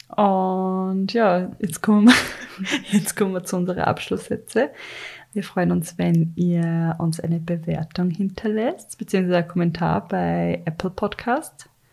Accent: Carinthia, Austria; ich bin ja in Kärnten aufgewachsen und wir waren wirklich in einem Dorf

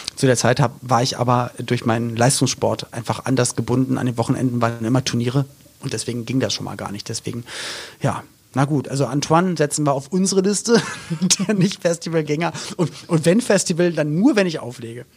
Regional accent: Berlin, Germany; Ich komme halt aus West-Berlin

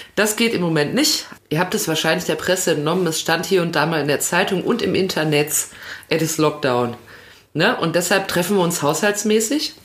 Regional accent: Hamm, North Rhine-Westphalia, Germany; Bei mir war es das Galilei-Gymnasium zu Hamm

